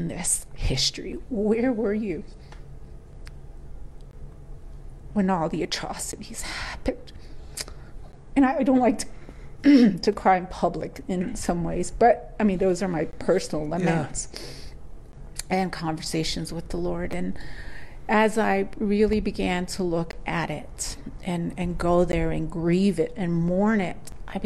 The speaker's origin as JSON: {"language": "English", "country": "United States", "tie": "born or raised there", "said": "growing up on the Navajo Nation with the schooling that I got"}